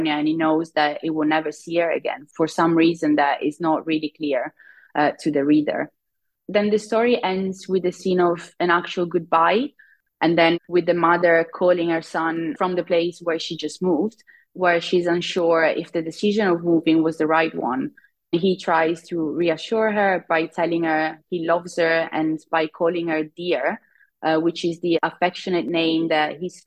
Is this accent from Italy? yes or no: yes; Italy; now in United Kingdom; I live in the UK. I'm originally from Italy.